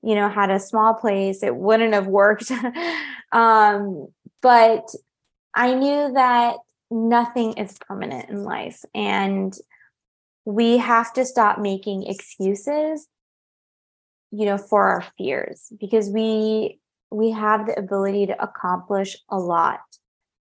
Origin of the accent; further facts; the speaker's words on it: California, United States; moved away as an adult; now in Paris, France; I had built up a really close-knit network of good friends in my hometown in California